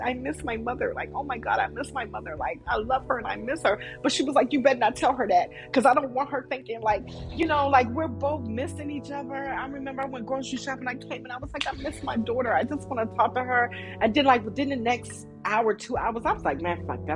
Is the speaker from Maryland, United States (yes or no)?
yes; Maryland, United States; I'm from Maryland